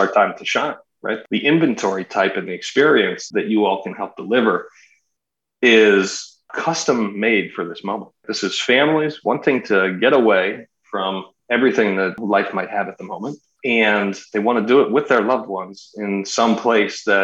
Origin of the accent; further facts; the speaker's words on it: United States; I grew up outside of Washington, D.C.